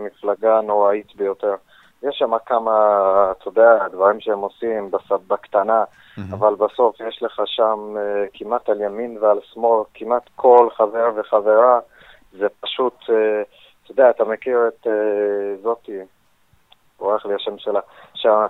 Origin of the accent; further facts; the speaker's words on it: United States; now in Israel; כשגדלתי בארצות הברית